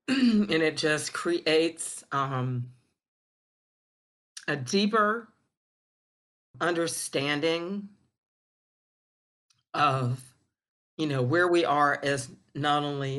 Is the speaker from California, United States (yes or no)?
no; Charleston, South Carolina, United States; born or raised there